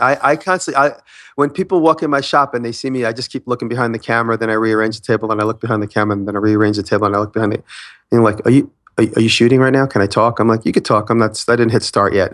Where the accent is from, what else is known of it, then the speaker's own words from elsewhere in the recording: Long Island, New York, United States; I'm from Long Island